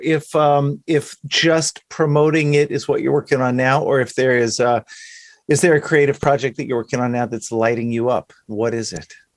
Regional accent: Dallas, Texas, United States; I grew up in Dallas

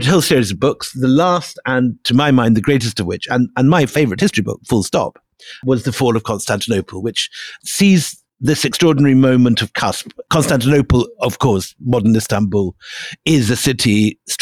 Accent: Scotland, United Kingdom; I grew up in Scotland

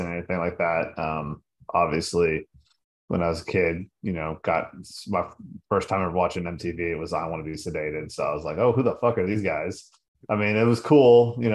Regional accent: Nevada, United States; growing up in Nevada

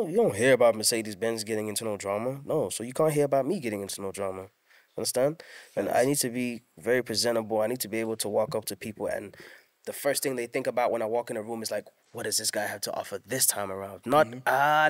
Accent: Durban, KwaZulu-Natal, South Africa; see the home I grew up in Durban, Elo. I changed that into a gaming center / studio.

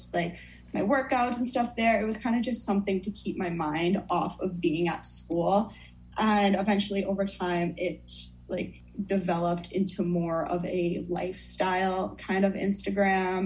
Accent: United States; also born or lived in Fairfield, Connecticut; I'm from Northern Mass, Southern New Hampshire area

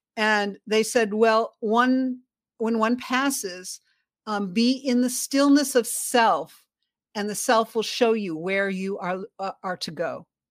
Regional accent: Chicago, Illinois, United States; I was born in Chicago

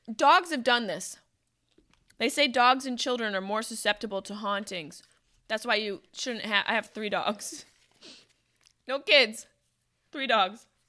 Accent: Syracuse, New York, United States; my hometown of Syracuse, New York.

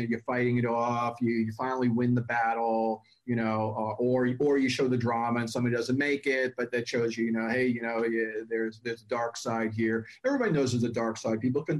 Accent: New York, United States; back in the days when I grew up in New York

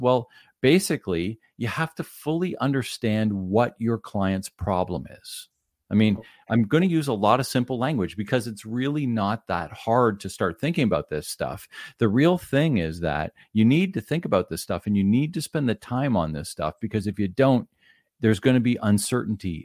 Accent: Ottawa, Ontario, Canada; moved away as an adult; now in near Toronto, Canada; born and raised in the Ottawa area

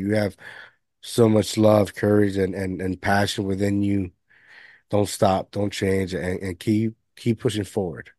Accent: Puerto Rico; now in United States; I was raised majority of my life in Puerto Rico

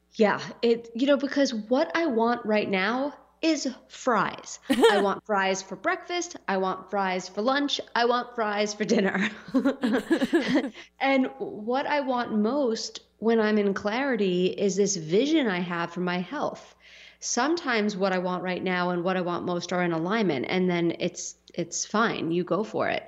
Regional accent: New York City, New York, United States; when I grew up in Staten Island

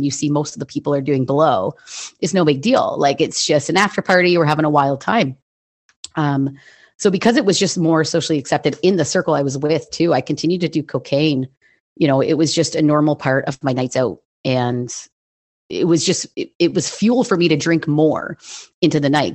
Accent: Hamilton, Ontario, Canada; I was born and raised in Hamilton, Ontario, in Canada

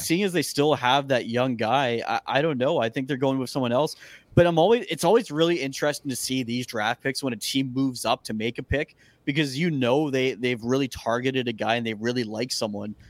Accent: Canada; as a Canadian

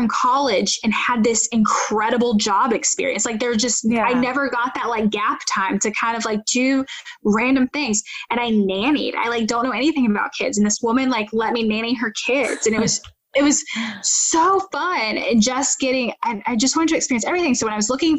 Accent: North Carolina, United States; moved away; I always had loved my local news station growing up in North Carolina

